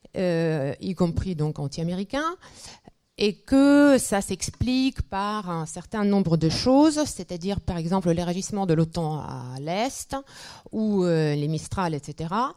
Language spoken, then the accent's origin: French; Russia; now in France; je retombe dans mon enfance de l'Union soviétique